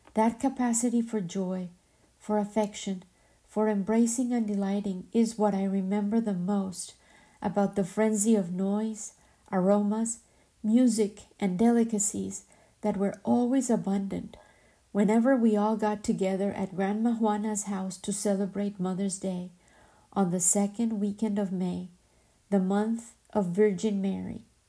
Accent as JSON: {"language": "English", "town": "Medellín", "region": "Antioquia", "country": "Colombia", "tie": "born or raised there", "moved": "yes", "said": "my hometown, Medellin"}